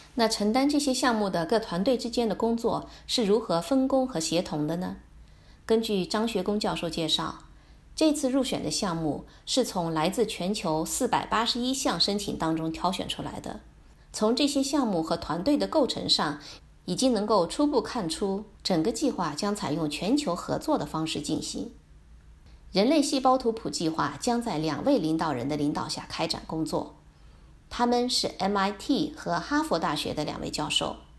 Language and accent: Chinese; China; 我们中国人